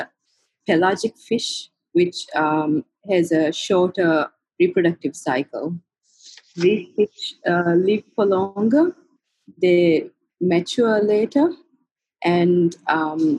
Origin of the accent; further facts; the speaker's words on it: Maldives; I was born in the Maldives and grew up here